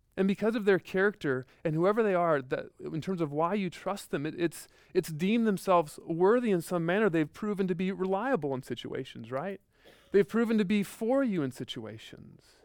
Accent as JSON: {"language": "English", "region": "Midwest", "country": "United States", "tie": "born or raised there", "said": "growing up in the Midwest, like, like, just tornadoes"}